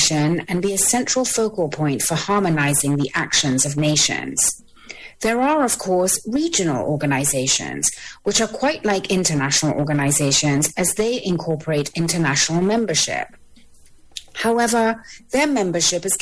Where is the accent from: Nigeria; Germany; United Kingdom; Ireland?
United Kingdom; now in Washington, D.C., United States; While I am British, I am based in Washington, D.C.